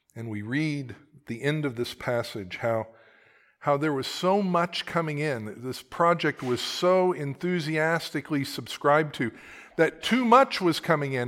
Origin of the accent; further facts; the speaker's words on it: Oklahoma, United States; I am from Oklahoma